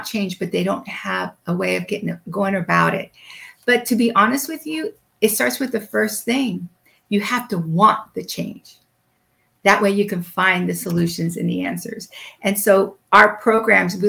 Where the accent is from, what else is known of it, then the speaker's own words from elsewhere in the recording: Puerto Rico; I'm from Puerto Rico